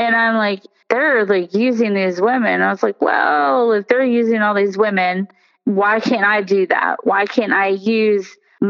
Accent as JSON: {"language": "English", "country": "United States", "tie": "born or raised there", "said": "growing up in America"}